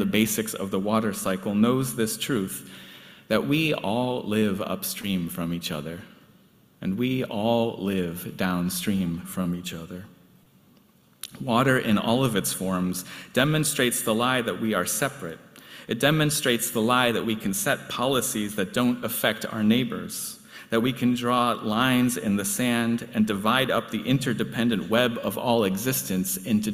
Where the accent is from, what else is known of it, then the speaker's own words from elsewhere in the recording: Chicago, Illinois, United States; Growing up near the Chicago River